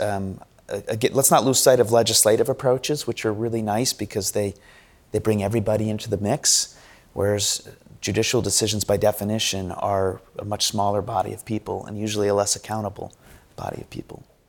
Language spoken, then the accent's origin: English; United States; We Americans